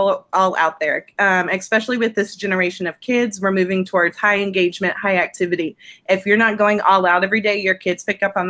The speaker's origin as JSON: {"language": "English", "town": "Dallas", "region": "Texas", "country": "United States", "also_born_or_lived": "Canyon, Texas", "said": "I'm originally from Dallas"}